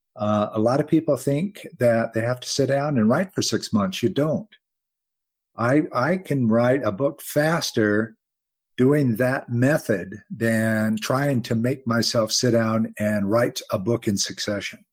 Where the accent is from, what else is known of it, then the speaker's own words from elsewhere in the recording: United States; I'm an American